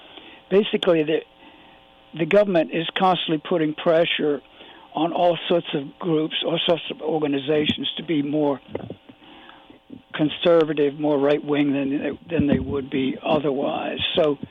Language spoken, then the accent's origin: English; Virginia, United States; I was raised in Virginia, and I didn't know until I was in my late teens that some of my friends had been Jewish and some had been Catholic, because in my part of Virginia